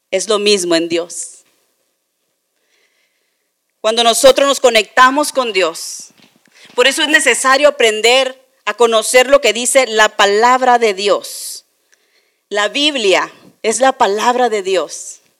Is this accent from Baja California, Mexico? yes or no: yes; Tijuana, Baja California, Mexico; muchos de nosotros crecimos, chicos, aquí en Tijuana y cuando íbamos en la calafia o cuando íbamos en los camiones